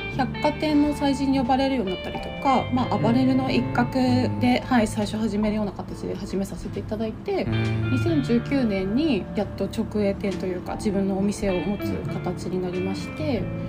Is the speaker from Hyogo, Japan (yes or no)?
no; Aomori, Japan; moved away as an adult; also born or lived in Tokyo, Japan; now in Singapore; 私は青森県生まれででその後、えっと最初に勤めた先が歯